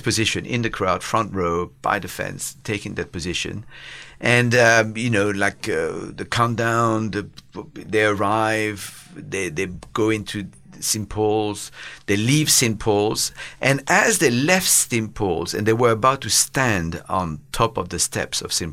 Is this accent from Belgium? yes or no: yes; Belgium; moved away as an adult; also born or lived in Paris, France; now in United Kingdom; I was born and raised in Belgium